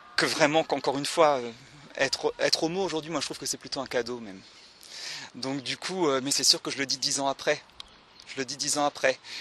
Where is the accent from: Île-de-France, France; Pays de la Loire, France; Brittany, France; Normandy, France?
Pays de la Loire, France; Le Mans; je viens du Mans